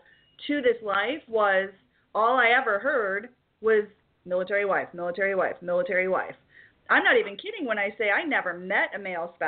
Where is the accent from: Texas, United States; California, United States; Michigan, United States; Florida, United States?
Michigan, United States; Detroit; moved away as an adult; also born or lived in the South; I hail from Detroit.